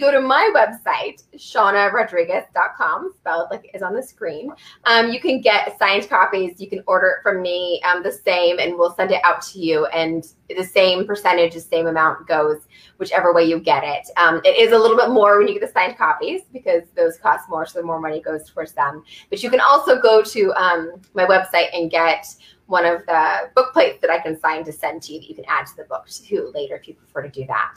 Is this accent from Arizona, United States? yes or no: no; Southern Oregon, United States; moved away as an adult; We're both from Oregon